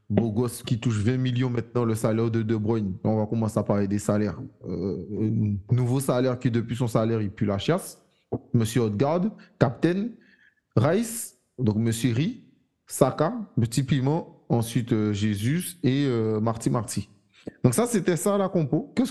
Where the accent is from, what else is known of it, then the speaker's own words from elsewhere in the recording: Iran; je, suis pas maghrébin, je suis iranien